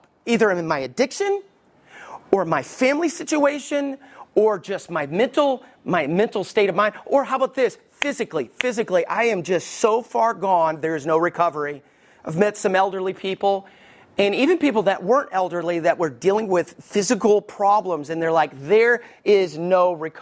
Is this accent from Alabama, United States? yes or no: yes; Alabama, United States; also born or lived in Detroit, Michigan; I was raised in Alabama, hallelujah, but I was born in Michigan, armpit of the world, Detroit